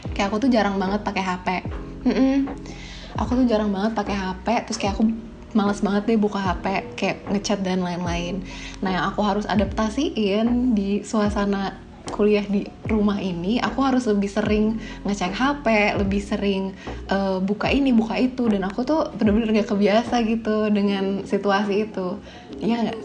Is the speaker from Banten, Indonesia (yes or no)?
yes; South Tangerang, Banten, Indonesia; aku tuh dari BSD.